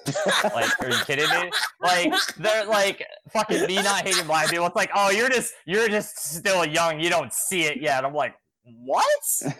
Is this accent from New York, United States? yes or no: yes; New York, United States; because I'm from New York